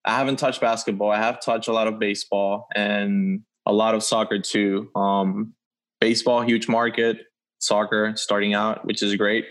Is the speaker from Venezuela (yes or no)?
yes; Venezuela; I'm from Venezuela